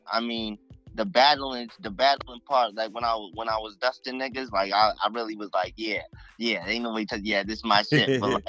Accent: Mashpee, Massachusetts, United States; also born or lived in Mattapan, Boston, Massachusetts; I'm from Massachusetts. Mm-hmm. I grew up in Mashpee, and I grew up a little bit in up there in Mattapan.

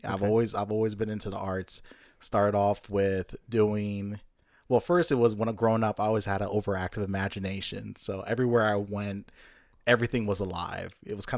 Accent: Jamaica; born there; Interesting fact, I was born in Jamaica. Don't sound anything Caribbean at all.

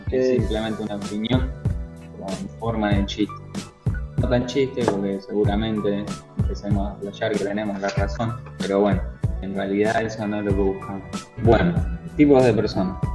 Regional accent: Bahía Blanca, Buenos Aires Province, Argentina; los que somos de Bahía

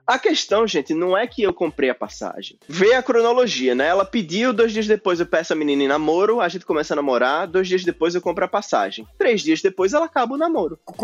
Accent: Brazil; moved away as an adult

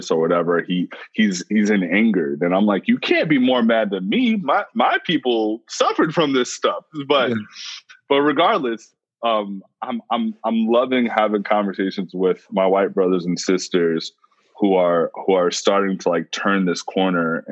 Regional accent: New York City, New York, United States; I'm a New Yorker and we're always on the move

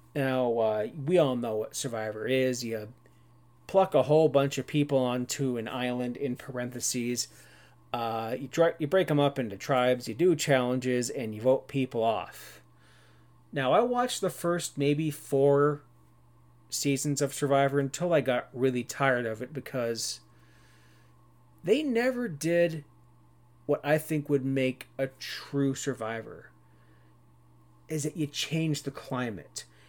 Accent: Cannington, Ontario, Canada; I grew up in Brock Township in Ontario, Canada

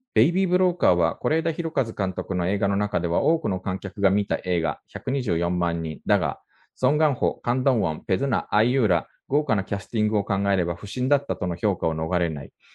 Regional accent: Japan; now in South Korea; 日本生まれ今は2回目の韓国在住の日本人

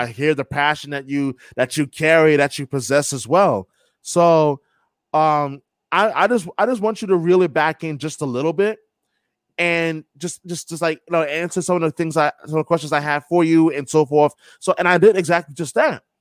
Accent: New York, United States; also born or lived in Brighton, Boston; now in Boston, United States; born and raised in New York

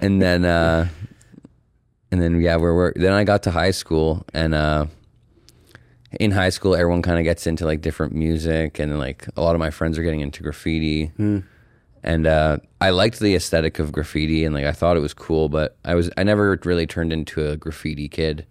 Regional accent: Calgary, Alberta, Canada; I'm an artist and muralist born and raised in Calgary, Alberta

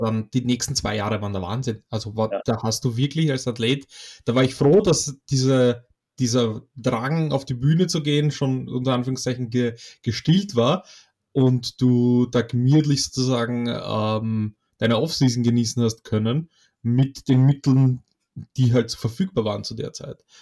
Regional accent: Poland; moved away; ich komme ursprünglich aus Polen

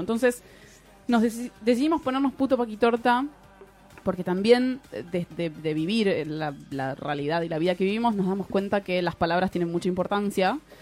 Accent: Lanús, Buenos Aires Province, Argentina; Yo soy de Lanús, que queda un poquito más lejos que Bariloche

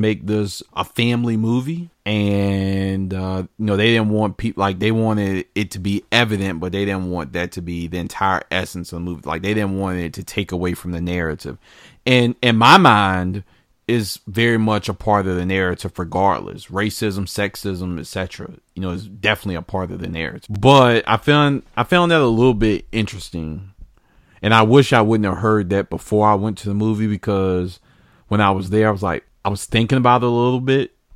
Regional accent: United States

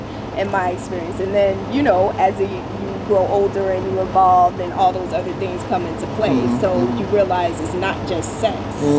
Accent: the South, United States; growing up in the South, it was kind of like, all right, the men take care of everything outside of the house

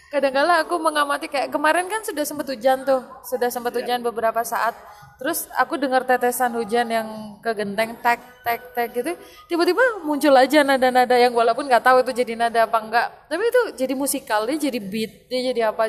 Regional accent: Malang, East Java, Indonesia; kita ini dari Malang nih ya. Yeah dari Jawa Timur

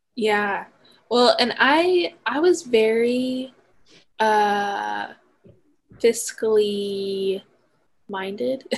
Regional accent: Emmett, Idaho, United States; I'm from Emmett, which if you know where Emmett is, it's only like maybe a 40 minute drive from the campus.

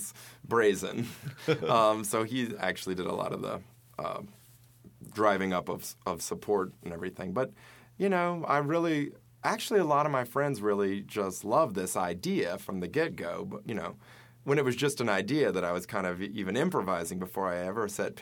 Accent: Baton Rouge, Louisiana, United States; I'm from Louisiana. I'm from Baton Rouge

